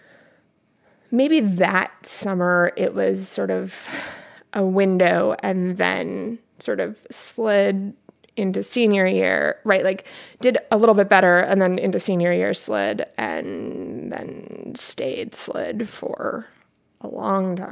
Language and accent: English; Midwest, United States; I grew up in the Midwest